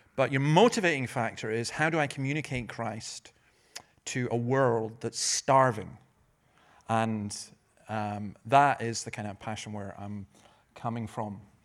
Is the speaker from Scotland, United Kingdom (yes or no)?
yes; Scotland, United Kingdom; I'm Scottish